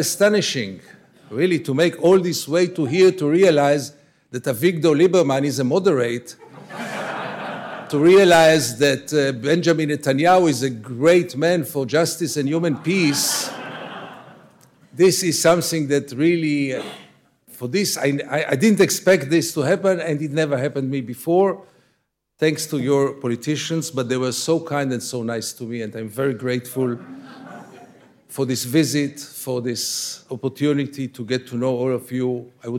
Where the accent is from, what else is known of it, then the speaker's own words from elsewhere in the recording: Tel Aviv, Tel Aviv District, Israel; I was born in Tel Aviv